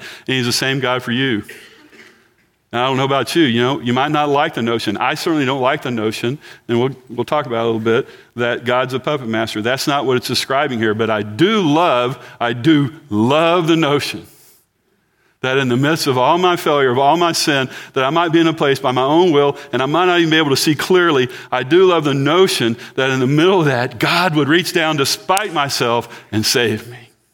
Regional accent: Galveston County, Texas, United States; I'm from Galveston County

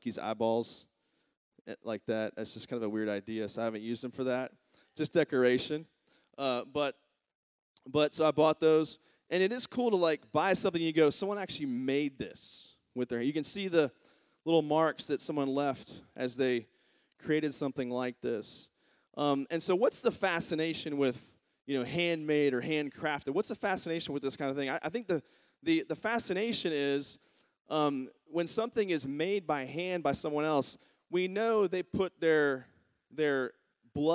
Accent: Virginia, United States; moved away; my home state, Charlottesville, Virginia

